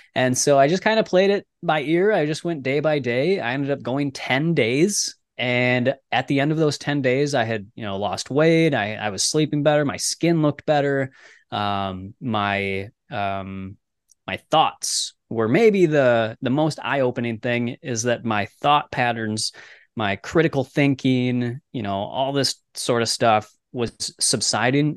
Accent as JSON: {"language": "English", "region": "Minnesota", "country": "United States", "tie": "born or raised there", "said": "I grew up in Minnesota, so we're like right in the middle of the United States and up by Canada"}